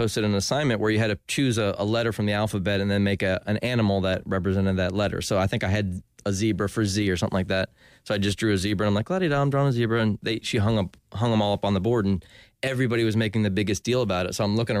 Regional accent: Ormond Beach, Florida, United States; also born or lived in New Jersey / Winter Park, Florida; I grew up in Ormond Beach. When we moved here to Winter Park

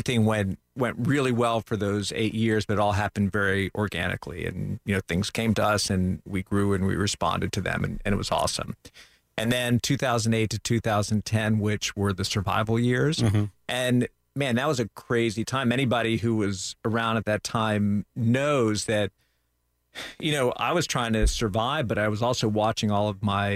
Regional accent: Central Florida, United States; also born or lived in New Orleans, Louisiana / Lafayette, Louisiana; I grew up here in Central Florida

